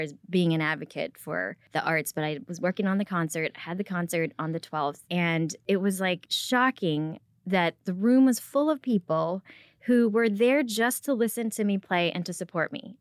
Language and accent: English; Rockford, Illinois, United States; English is a second language; now in Frisco, United States; I grew up in Rockford, Illinois